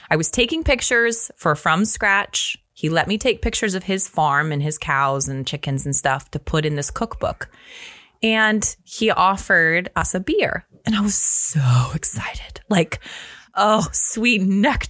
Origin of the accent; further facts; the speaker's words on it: Pacific Northwest, United States; moved away; also born or lived in Alabama; I'm from the Pacific Northwest